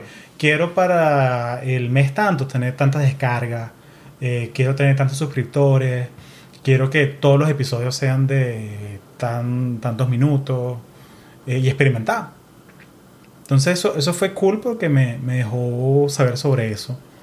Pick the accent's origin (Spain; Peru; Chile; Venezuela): Venezuela; Caracas, Capital District; now in United States; Soy de un pueblo al este de Colombia, se llama Caracas, Venezuela